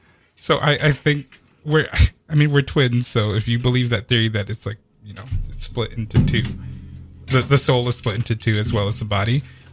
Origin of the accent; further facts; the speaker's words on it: El Salvador; moved away; I'm a very very Latino person because I was born in El Salvador and I came here.